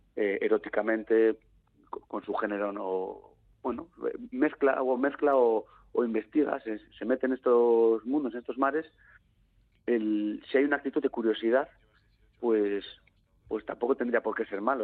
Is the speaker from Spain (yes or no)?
yes; Basque Country, Spain; Yo me puedo etiquetar como vasco, como Euskaldun